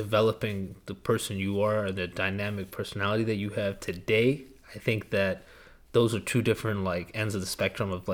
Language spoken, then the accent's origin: English; Kentucky, United States; also born or lived in Chicago, Illinois; I grew up in Kentucky.